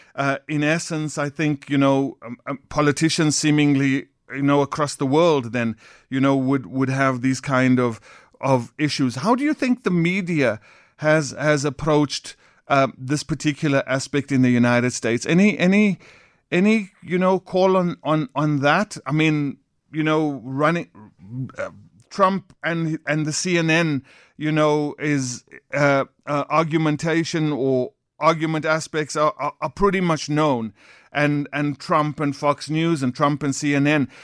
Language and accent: English; South Africa; as South Africans